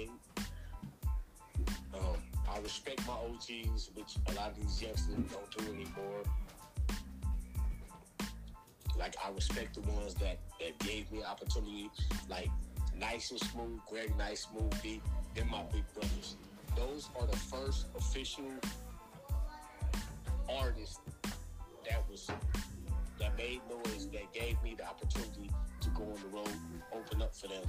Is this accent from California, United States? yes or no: yes; Inglewood, California, United States; also born or lived in Bronx, New York; I'm from the West Coast. I was born at Daniel Freeman Hospital in Inglewood, California, across the street from the Forum